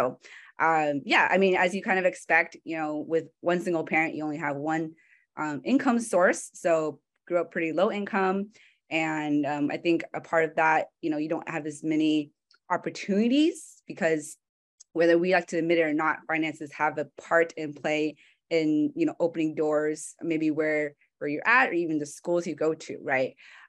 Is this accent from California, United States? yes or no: yes; San Francisco, California, United States; Francisco native, right? So kind of a small set, kind of a minority within already a minority group. So I was born in California, and I was raised by a single mom.